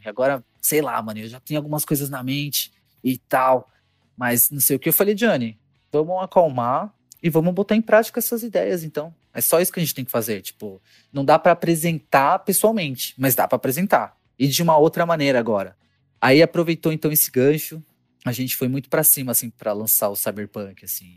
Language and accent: Portuguese; São Paulo, Brazil; also born or lived in Guarulhos; sou de São Paulo capital